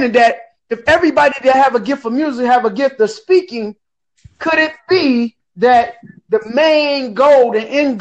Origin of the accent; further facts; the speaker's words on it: Detroit, Michigan, United States; now in Port Huron, United States; I'm born and raised from Detroit, but I live in a little city called Port Huron, Michigan